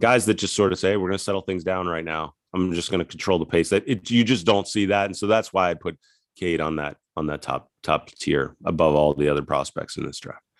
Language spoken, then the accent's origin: English; West Chester, Pennsylvania, United States; moved away; also born or lived in Ithaca, New York; I grew up outside of Philadelphia, Westchester, P